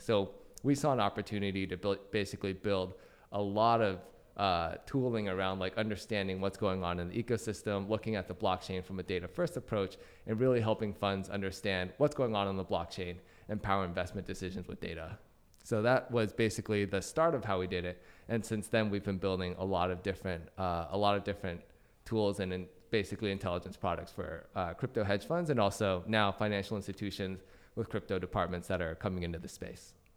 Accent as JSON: {"language": "English", "town": "Vancouver", "region": "Washington", "country": "United States", "tie": "born or raised there", "also_born_or_lived": "Dallas, Texas", "moved": "as an adult", "lives_now": "San Francisco, United States", "said": "I'm from uh, Washington State, small town called Vancouver. There's actually a Vancouver, BC, which is where everybody thinks I'm from when I say I'm from Vancouver, but there's actually a second Vancouver near Portland, Oregon. That's where I went to high school."}